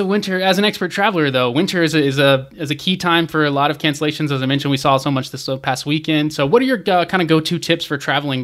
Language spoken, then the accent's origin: English; Georgia, United States; I'm from Georgia in the south